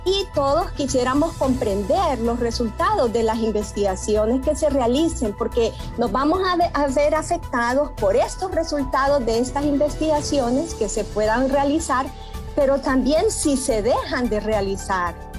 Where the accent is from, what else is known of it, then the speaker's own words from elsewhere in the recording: Honduras; como hondureños, como centroamericanos